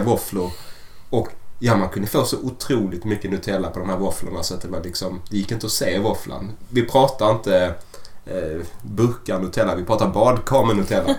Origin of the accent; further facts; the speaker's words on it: Sweden; vi är ju svenskar